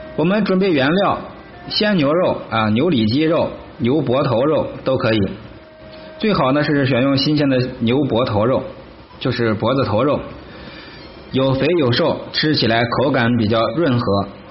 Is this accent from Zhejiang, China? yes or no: no; Henan, China; 咱们河南人